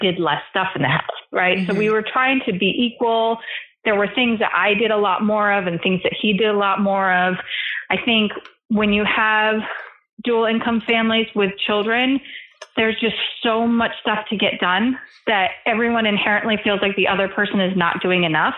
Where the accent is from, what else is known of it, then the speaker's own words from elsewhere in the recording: East Coast, United States; also born or lived in California; now in New York, United States; When we moved from California to New York, where we're both from the East Coast originally